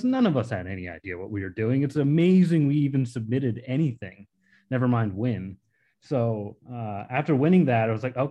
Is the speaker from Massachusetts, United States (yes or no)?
yes; Grafton, Massachusetts, United States; I grew up in Grafton, Massachusetts. It's this little town next to Worcester